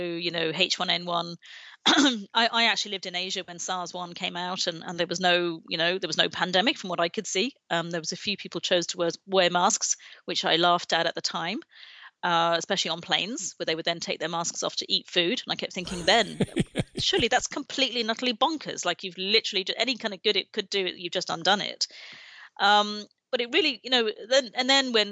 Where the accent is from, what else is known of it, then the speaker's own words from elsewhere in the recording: Baghdad, Baghdad Governorate, Iraq; moved away; my father is Iraqi, and I grew up in Baghdad in the 70s